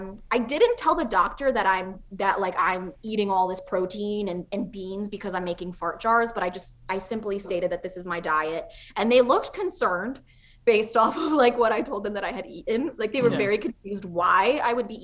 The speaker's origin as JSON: {"language": "English", "country": "Czechia", "moved": "yes", "said": "I'm from Czech Republic"}